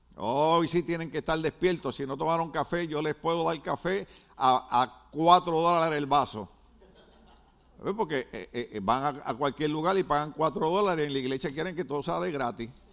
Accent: Puerto Rico; also born or lived in New York City, United States; now in United States; En Puerto Rico decimos, no te puedes dormir en laureles

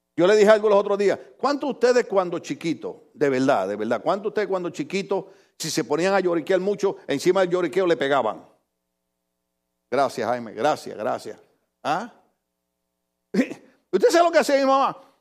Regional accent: Puerto Rico; moved away; allá en mi país, en Puerto Rico

